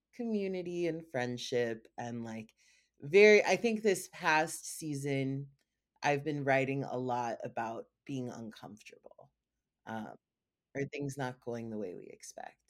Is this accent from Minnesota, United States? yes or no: no; South Carolina, United States; moved away as an adult; now in California, United States; I was born in a Hindu household in North Carolina. And I was raised in South Carolina